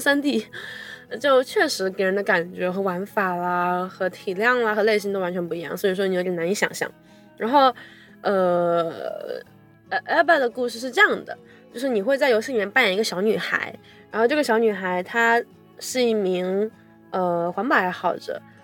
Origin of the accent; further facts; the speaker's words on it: China; 就是我们作为一个我土生土长土生土长 Chinese